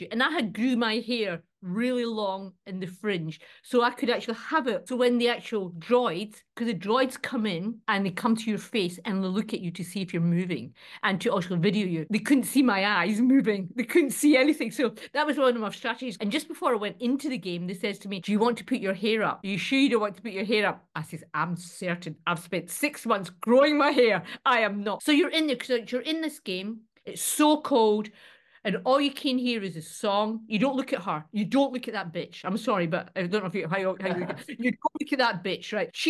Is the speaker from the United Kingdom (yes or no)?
yes; Scotland, United Kingdom; born there; I'm born Scottish, mate. Bring it on, bring it on.